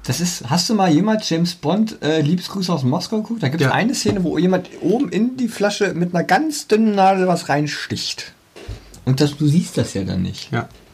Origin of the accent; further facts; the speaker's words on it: East Germany, Germany; für uns Ostdeutsche